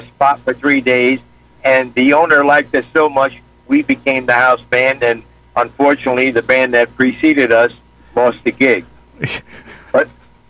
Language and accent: English; Passaic, New Jersey, United States; my hometown of Passaic, New Jersey.